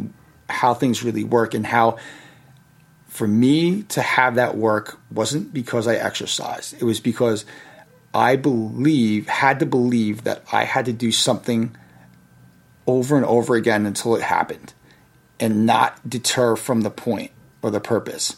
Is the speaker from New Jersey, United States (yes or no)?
no; Yonkers, New York, United States; The city I grew up in was Yonkers, right next to the Bronx